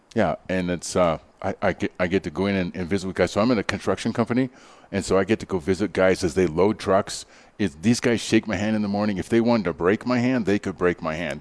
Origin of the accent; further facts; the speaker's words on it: Canada; now in Denver, United States; i grew up in canada